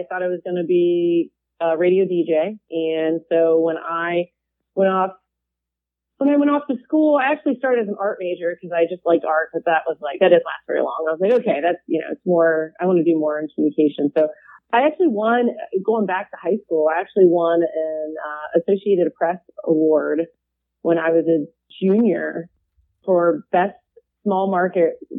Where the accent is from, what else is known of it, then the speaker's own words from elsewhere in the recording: West Chester, Ohio, United States; I'm from up in Butler County. I grew up in Westchester